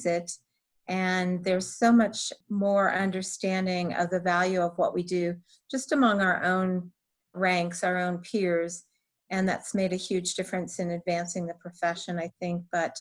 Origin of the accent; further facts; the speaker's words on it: Colorado, United States; moved away as an adult; relocate back to my home state of Colorado